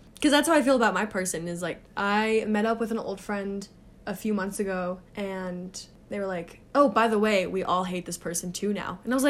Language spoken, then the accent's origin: English; Germany; I grew up in Germany, but I was just a basic goody two-shoes kid.